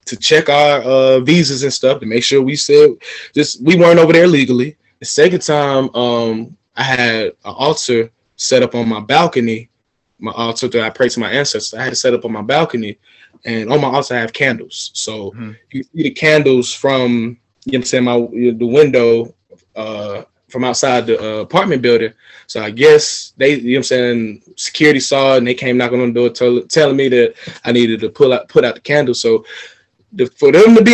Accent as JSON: {"language": "English", "town": "Atlanta", "region": "Georgia", "country": "United States", "said": "I'm from Atlanta, the city of finesse"}